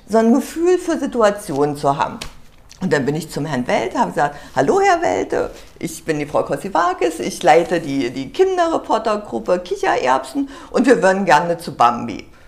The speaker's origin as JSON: {"language": "German", "area": "the East", "region": "East Germany", "country": "Germany", "said": "ich komme aus dem Osten, ich habe für die modischen Maschen gemodelt"}